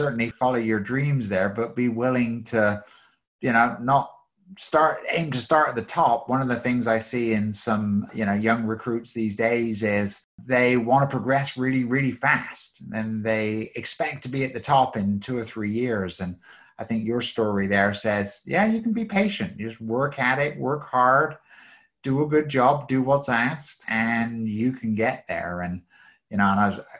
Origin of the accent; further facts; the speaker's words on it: England, United Kingdom; moved away; I grew up in England